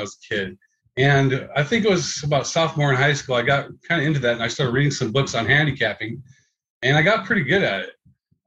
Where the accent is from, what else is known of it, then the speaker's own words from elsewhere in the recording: Phoenix, Arizona, United States; I'm born and raised in Phoenix